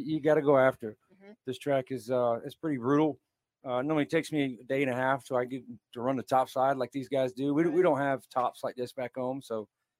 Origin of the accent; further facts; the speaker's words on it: northern North Carolina, United States; I'm from Carolina, but it's the northern side of Carolina, so Virginia's closer.